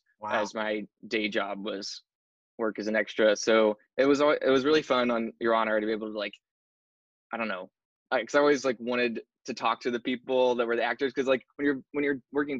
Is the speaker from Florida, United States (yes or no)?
no; Arkansas, United States; moved away as an adult; also born or lived in Anniston, Alabama; now in Los Angeles, United States; I was born in Anniston, Alabama, actually. Oh, Alabama, and then you lived. Yeah. Okay. Yeah, and then like went to high school and everything in Arkansas.